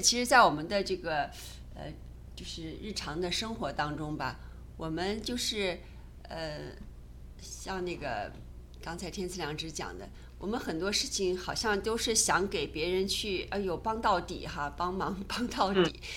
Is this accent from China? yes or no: yes; China; 我们中国人